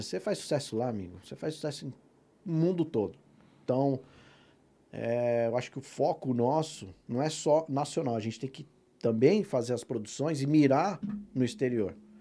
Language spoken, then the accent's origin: Portuguese; Presidente Prudente, São Paulo, Brazil; a minha cidade natal, Presidente Prudente